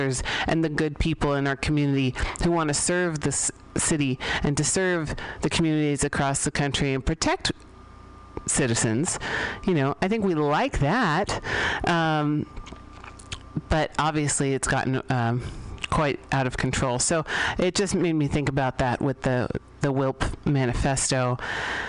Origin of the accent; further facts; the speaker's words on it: San Francisco, California, United States; I grew up here in San Francisco